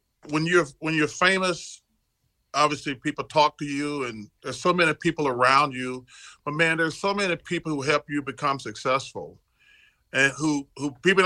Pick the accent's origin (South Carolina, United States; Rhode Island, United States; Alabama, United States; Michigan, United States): Alabama, United States; Leeds; born or raised there; moved away